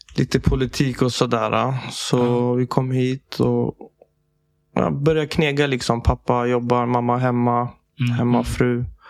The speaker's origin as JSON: {"language": "Swedish", "country": "Sweden", "tie": "born or raised there", "said": "Jag är född i Sverige"}